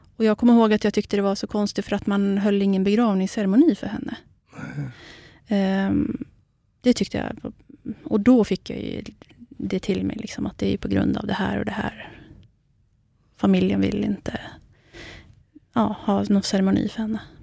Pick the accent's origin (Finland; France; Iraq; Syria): Iraq; Iraqi Kurdistan, Kurdistan Region; now in Sweden; Jag är ju själv kurd, mm. så att jag kommer ju från den irakiska delen